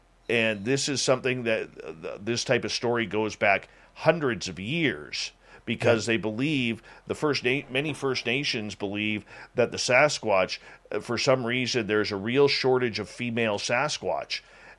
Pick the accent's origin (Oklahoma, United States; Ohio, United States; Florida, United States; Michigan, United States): Oklahoma, United States; I'm going Bigfooting next weekend where I grew up at in Northeast Oklahoma with some amateurs.